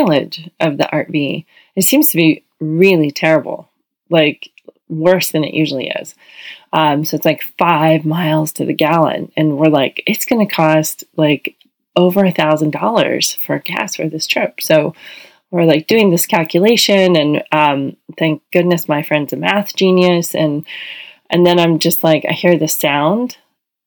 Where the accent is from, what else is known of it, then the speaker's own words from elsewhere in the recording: Hawaii, United States; we're from Hawaii